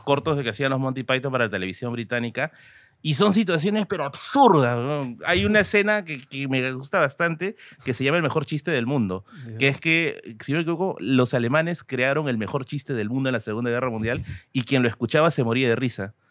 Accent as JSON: {"language": "Spanish", "region": "Tacna", "country": "Peru", "said": "Yo soy de Tacna, pero como dije, mi papá es de Puno"}